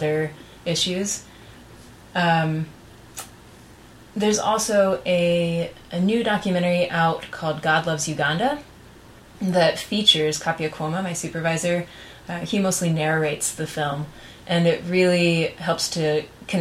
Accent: United States

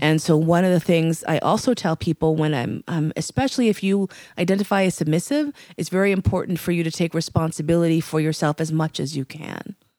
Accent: New York City, New York, United States; also born or lived in West Coast; I was born actually in New York Hospital in New York City

